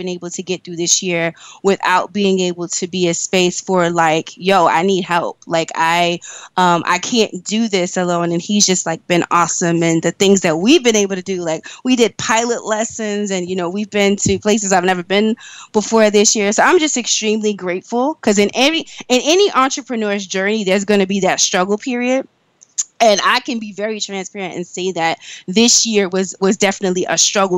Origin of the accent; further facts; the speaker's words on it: New York, United States; I'm originally from New York. I've always lived in New York